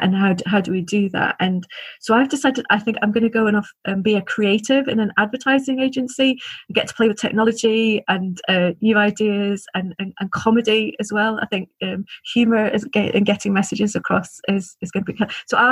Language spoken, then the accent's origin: English; Liverpool, North West England, United Kingdom; I grew up in Liverpool